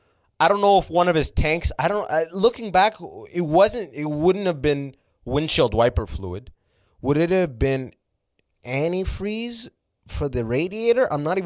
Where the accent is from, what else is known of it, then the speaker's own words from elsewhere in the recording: Canada; also born or lived in Sudan / Muscat, Oman; like, I was born in Sudan, and I left Sudan when I was 3. Like, you know, obviously with my family, I wasn't, like, the most fucking driven infant. We went to Oman, like, Muscat, Middle East for 3 years, and then moved to Canada when I was 6.